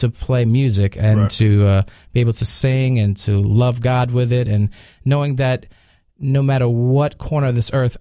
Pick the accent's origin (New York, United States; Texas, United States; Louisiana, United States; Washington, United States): New York, United States